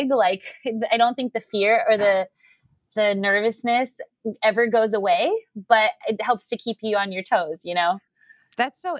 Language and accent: English; Honolulu, Hawaii, United States; five years old here on in Honolulu on the South Shore of Oahu at Waikiki Beach with my dad.